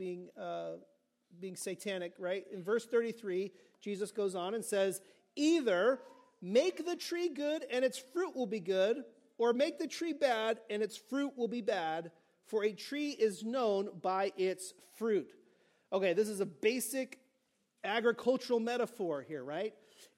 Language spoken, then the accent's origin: English; California, United States; I'm from California